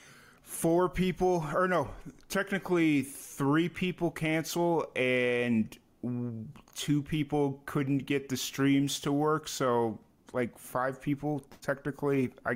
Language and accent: English; Chicago, Illinois, United States; I grew up in Chicago